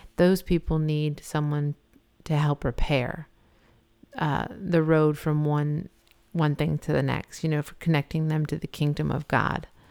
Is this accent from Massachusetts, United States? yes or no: yes; Massachusetts, United States; moved away; I'm originally from Massachusetts